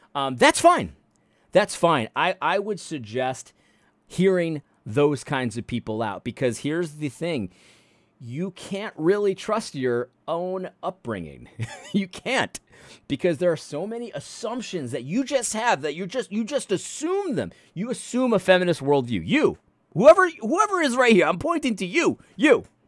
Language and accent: English; New England, United States; I grew up in New England